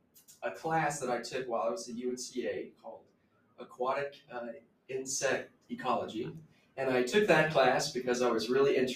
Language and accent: English; Burnsville, North Carolina, United States; I grew up, just near the Blue Ridge Parkway